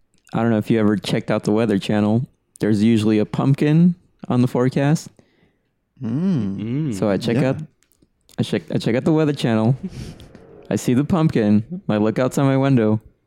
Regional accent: Southern California, United States; I'm from Southern California, the Yay Area.

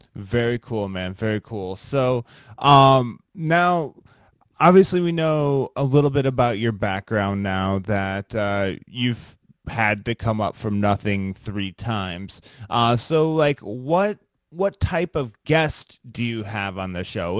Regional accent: Midwest, United States; I'm from the Midwest

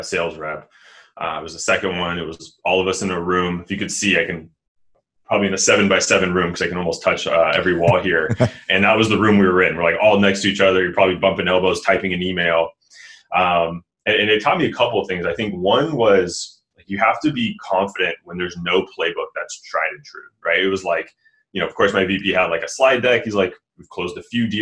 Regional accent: Sacramento, California, United States; I'm from Sacramento

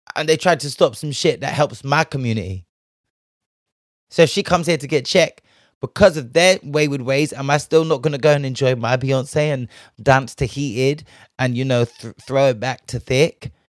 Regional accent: Bristol, South West England, United Kingdom; I'm from Bristol. We've got a whole White Ladies Road, Black Boy Street

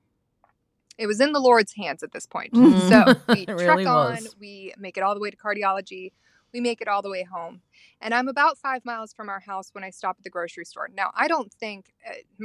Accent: the most northeastern part of America, United States; I am a P from the States

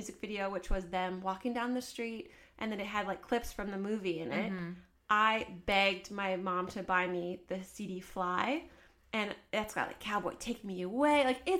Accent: Canada; I am a Canadian gal

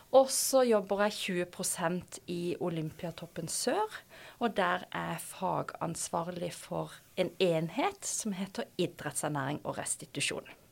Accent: Kristiansand, Agder, Norway; moved away as an adult; also born or lived in Oslo; Før jeg da endte opp hjemme i Kristiansand.

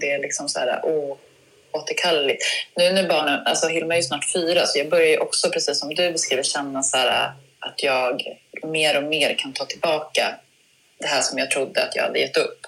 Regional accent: Uppsala, Uppsala County, Sweden; Berthåga i utanför Uppsala där jag växte upp

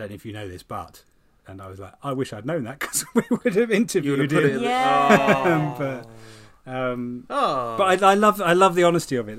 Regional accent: Hertfordshire, East of England, United Kingdom; I grew up in Hertfordshire

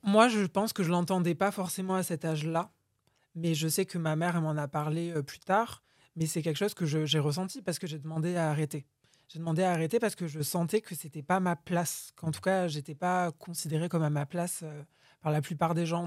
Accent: Boudy-de-Beauregard, Nouvelle-Aquitaine, France; moved away as an adult; also born or lived in Bordeaux; je suis né dans le Lot-et-Garonne, à Boudy de Beauregard. Euh, du coup, j'ai grandi là-bas

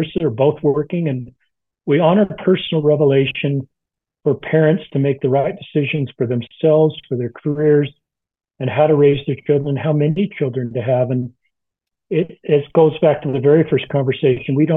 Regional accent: Salt Lake City, Utah, United States; I grew up in Salt Lake City and everybody was the same. It was a wonderful upbringing in the 70s

